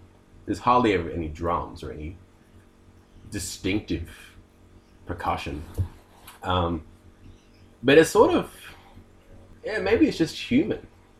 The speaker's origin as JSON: {"language": "English", "town": "Wollongong", "region": "New South Wales", "country": "Australia", "tie": "born or raised there", "said": "Yeah, I was born in Wollongong."}